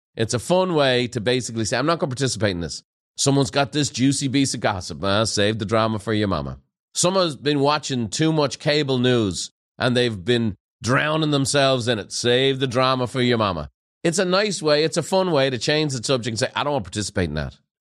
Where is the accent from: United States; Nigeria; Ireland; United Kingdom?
Ireland; Dublin; moved away; growing up in Ireland